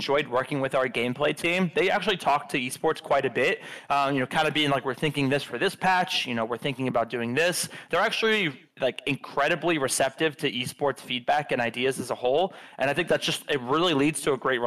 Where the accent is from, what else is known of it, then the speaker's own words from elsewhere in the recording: Philadelphia, Pennsylvania, United States; moved away; I'm from Philly